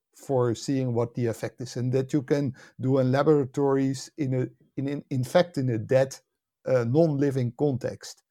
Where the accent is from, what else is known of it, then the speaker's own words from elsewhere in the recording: Netherlands; also born or lived in United States; I was born and raised in the Netherlands, and, uh, spent most of my life here